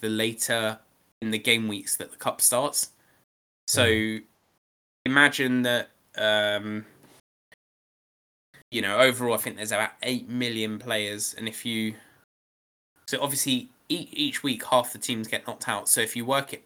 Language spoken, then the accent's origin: English; England, United Kingdom; I'm English, I'm entered into the England Cup as well